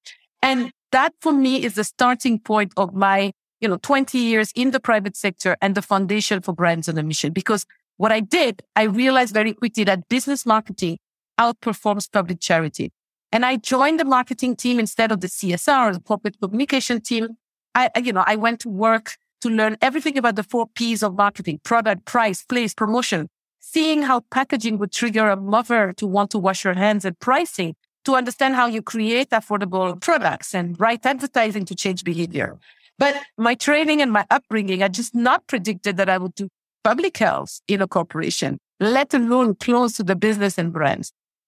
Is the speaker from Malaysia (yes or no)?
no; Mali; also born or lived in over 20 countries; But, you know, I'm originally from Mali. I grew up in over 20 countries around the world, and I do consider myself a global citizen.